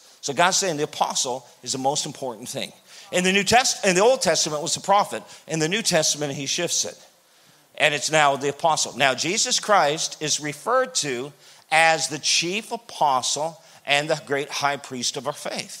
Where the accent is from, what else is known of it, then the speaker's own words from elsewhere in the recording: Canada; I'm from Canada